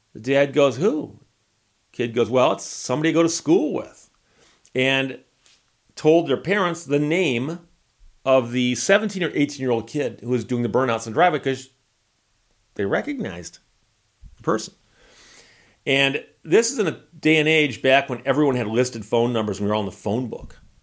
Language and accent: English; Birmingham, Michigan, United States; growing up in Birmingham, Michigan